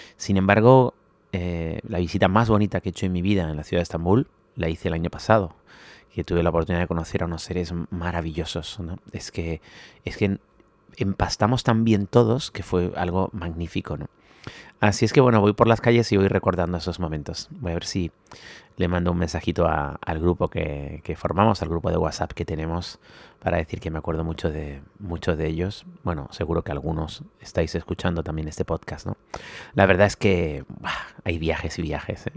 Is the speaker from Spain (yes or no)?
yes; Spain; somos muy españoles